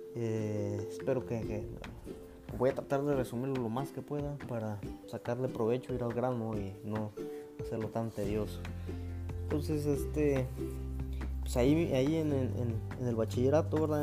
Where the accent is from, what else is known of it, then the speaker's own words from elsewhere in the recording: Oaxaca, Mexico; moved away as an adult; also born or lived in Mexico City; Yo, soy del estado de Oaxaca